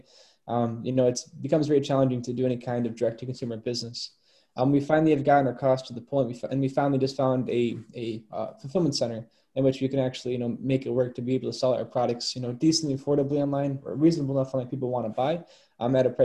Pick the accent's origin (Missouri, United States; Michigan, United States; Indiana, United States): Michigan, United States; moved away as an adult; also born or lived in Chicago; now in Florida, United States; I live in Florida right now, but I'm from Michigan. I'm home for a couple of days.